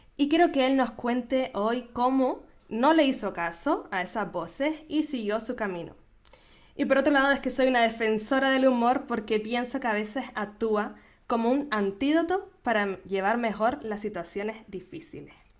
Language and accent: Spanish; Canary Islands, Spain; nacida en Canarias